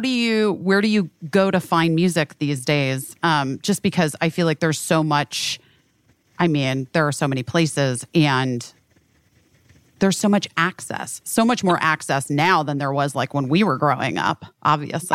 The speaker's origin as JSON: {"language": "English", "region": "Arizona", "country": "United States", "said": "I'm from Arizona."}